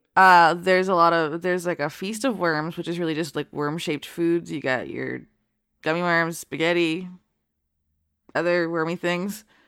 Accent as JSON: {"language": "English", "region": "Florida", "country": "United States", "tie": "born or raised there", "said": "my home state"}